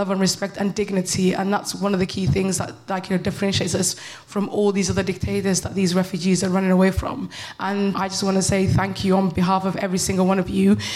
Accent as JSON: {"language": "English", "country": "United Kingdom", "said": "everybody calls me bitter, but I'm just British."}